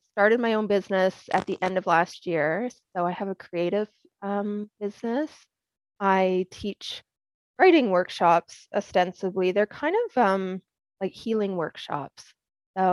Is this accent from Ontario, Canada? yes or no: no; Edmonton, Alberta, Canada; moved away as an adult; also born or lived in England / British Columbia; now in United States; I grew up in Edmonton, Alberta, Canada